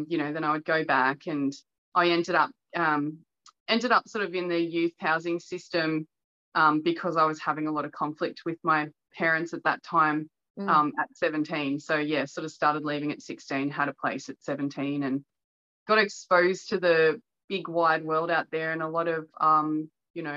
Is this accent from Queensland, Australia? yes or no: no; Melbourne, Victoria, Australia; I grew up in suburban Melbourne in a suburb called North Bowen